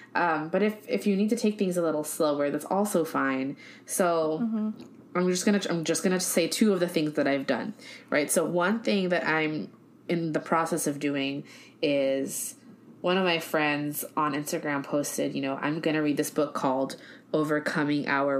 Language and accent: English; United States; accent: Americanized; my Americanized accent